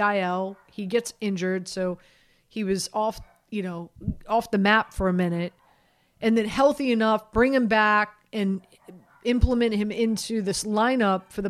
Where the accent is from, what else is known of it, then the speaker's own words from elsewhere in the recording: Miami, Florida, United States; moved away; I grew up in Miami.